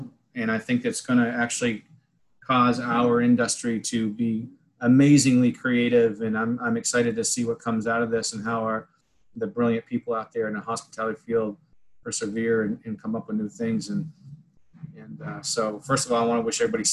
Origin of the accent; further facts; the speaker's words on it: Waterford, Vermont, United States; also born or lived in New Hampshire / Hyde Park, New York / Rochester, New York; now in Houston, United States; I grew up in Waterford, Vermont